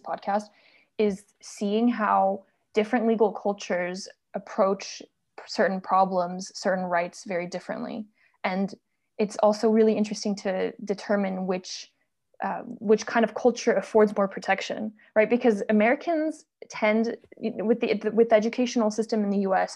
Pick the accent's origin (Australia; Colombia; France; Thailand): France; moved away; also born or lived in United States; I'm originally from France